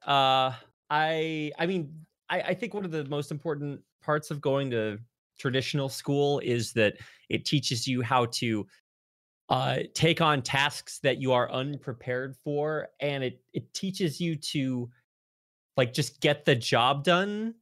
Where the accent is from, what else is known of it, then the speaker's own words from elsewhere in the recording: North Texas, United States; moved away as an adult; now in Seoul, South Korea; I grew up on a farm way out in the country in North Texas, not too far away from Oklahoma